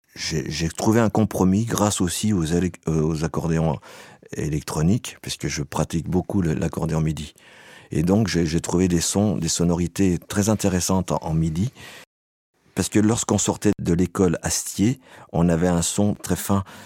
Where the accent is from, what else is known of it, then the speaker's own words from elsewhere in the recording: Savoie, Auvergne-Rhône-Alpes, France; je viens de Savoie